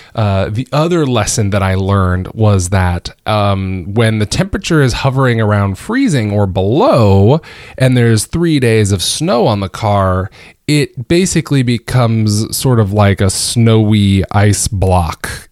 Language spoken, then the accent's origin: English; Georgia, United States; now in Northern Virginia, United States; born and raised in Georgia